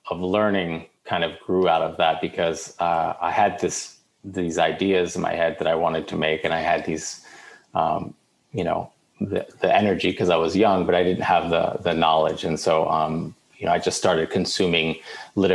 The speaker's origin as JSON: {"language": "English", "town": "Baltimore", "region": "Maryland", "country": "United States", "tie": "born or raised there", "said": "I grew up in Baltimore"}